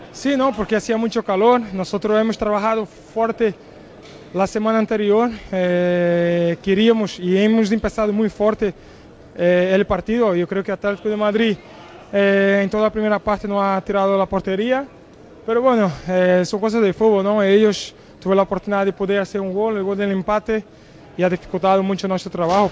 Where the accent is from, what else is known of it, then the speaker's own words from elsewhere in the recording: Brazil; Spanish is a second language; also born or lived in Portugal; now in Spain; la ciudad que nací en Brasil y donde tengo ahí toda la, mi familia